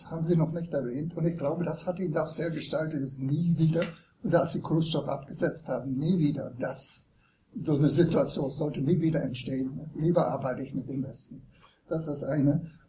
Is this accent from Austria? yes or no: no; United States; German is a second language; also born or lived in Soviet Union; Ja, ich, {S255} ich {S3} bin Amerikaner, das muss ich vorausschicken, sonst wissen Sie nicht, woher ich schieße.